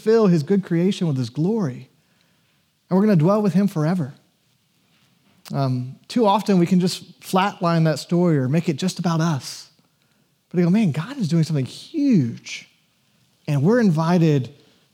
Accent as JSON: {"language": "English", "region": "Georgia", "country": "United States", "tie": "born or raised there", "said": "I was born in Georgia in the 80s and was taken to church"}